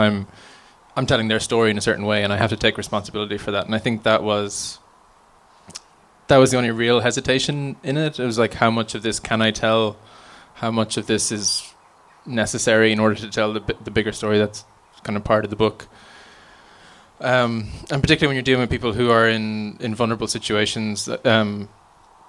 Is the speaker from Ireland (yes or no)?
yes; County Offaly, Ireland; where I grew up in Offaly